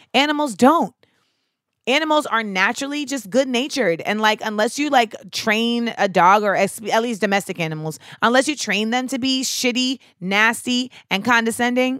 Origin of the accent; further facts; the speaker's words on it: Grenada; where I grew up in Grenada